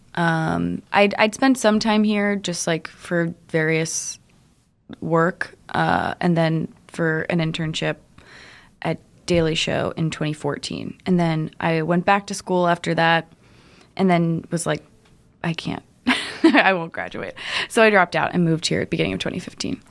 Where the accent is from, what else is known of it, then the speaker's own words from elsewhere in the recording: Cincinnati, Ohio, United States; also born or lived in Brooklyn, New York; now in New York City, United States; I'm from Cincinnati, but mm. um, I was in like I was in an area called Westchester, just outside of Cincinnati, and it's very farmy, less farmy than when I was a kid. But when I was growing up, we lived on a farm.